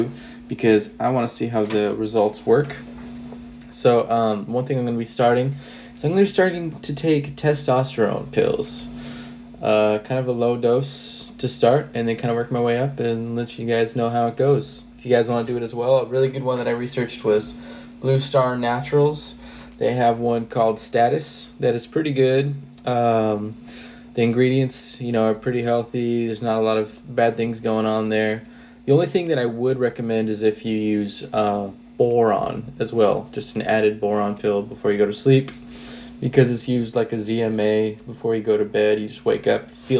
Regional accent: Huntington Beach, California, United States; now in Sunnyvale, United States; where I grew up in Huntington Beach

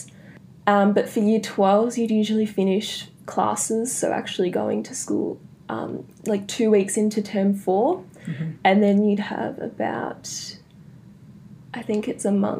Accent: Melbourne, Victoria, Australia; also born or lived in Netherlands; I was born in the Netherlands because my dad's Dutch. So my sister and I were born there. And then when I was about 3, we moved back to Australia because my mum's Australian. And yeah, we've been in Melbourne ever since

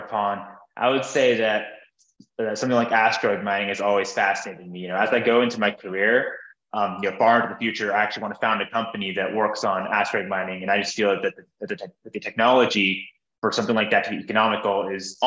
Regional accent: Orlando, Florida, United States; I grew up actually in Orlando, Florida

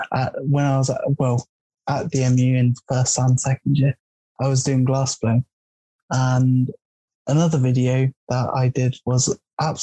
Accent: Nottingham, East Midlands, United Kingdom; I'm from Nottingham.

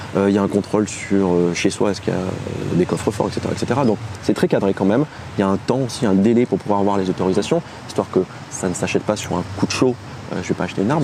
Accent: Clermont-Ferrand, Auvergne-Rhône-Alpes, France; moved away as an adult; also born or lived in Bordeaux; now in Paris, France; toute ma jeunesse, au collège et au lycée, c'était karaté, karaté, karaté, karaté. Karaté euh, traditionnel, karaté en compétition, en kata, en combat, tout ce que tu veux, en Auvergne.

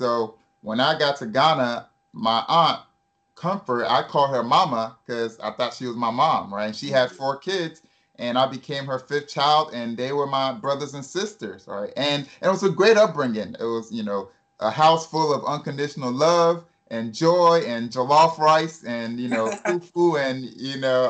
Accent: United States; born there; And then in 1986, I was born, and I was born here in the States.

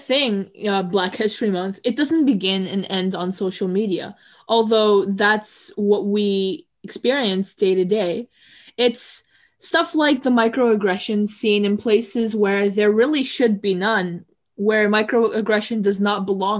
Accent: Canada; as a Canadian myself

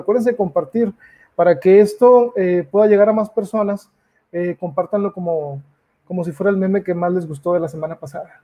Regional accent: Mexico; uno como mexicano

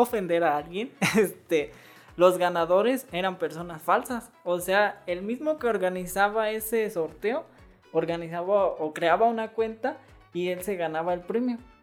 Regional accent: Morelia, Michoacán, Mexico; los que somos de Morelia

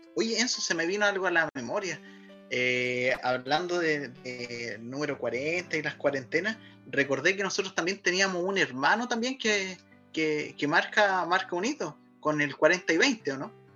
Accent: Chile; somos chilenos

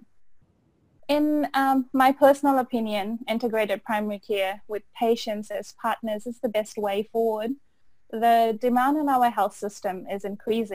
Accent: Fiji; also born or lived in Otago, New Zealand; now in Auckland, New Zealand; I am originally from Fiji and I completed my Bachelor of Pharmacy from Otago in 2009 before moving to Auckland to do my internship

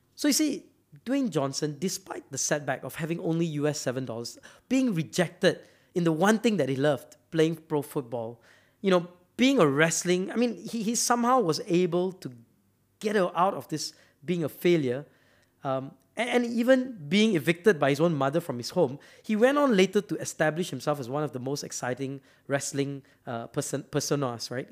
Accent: Malaysia; I'm from Malaysia

